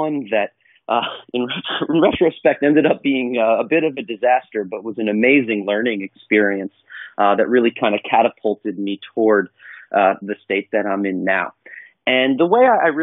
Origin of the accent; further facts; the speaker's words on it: northern New Jersey, United States; also born or lived in Bronx, New York; I was born in the Bronx, but I grew up in a small town in northern New Jersey.